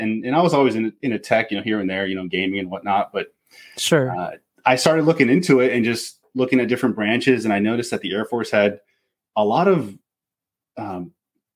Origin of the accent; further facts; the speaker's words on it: Pacific Northwest, United States; I'm from the Pacific Northwest